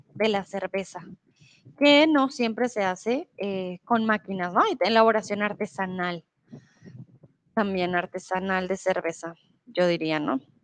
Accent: Bogotá, Bogotá Capital District, Colombia; also born or lived in Mexico; now in Germany; soy de Colombia, de la ciudad de Bogotá, de la capital. Comúnmente vivo en Alemania

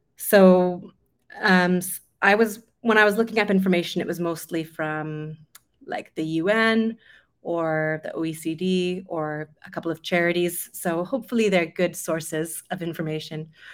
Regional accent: Vancouver, British Columbia, Canada; moved away as an adult; also born or lived in London; I'm originally from Canada, over Vancouver on the West Coast.

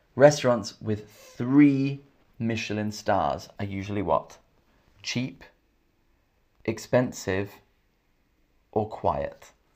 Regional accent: Camden, London, United Kingdom; accent: English; Camden's where I'm from, and Camden has international food. I'm from Camden.

